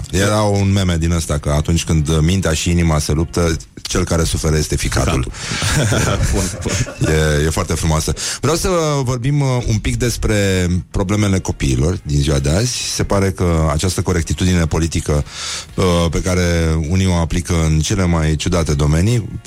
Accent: Romania; noi ca români

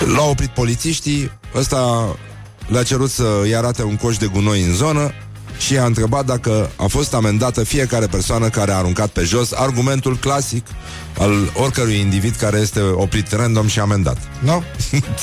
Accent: Brăila, Brăila County, Romania; eu sunt din Brăila și Brăila nu este în Moldova.

